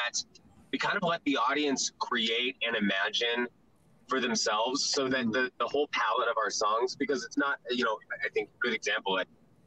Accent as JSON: {"language": "English", "region": "California", "country": "United States", "moved": "yes", "lives_now": "Midwest, United States", "said": "I'm from California. Coming to the Midwest"}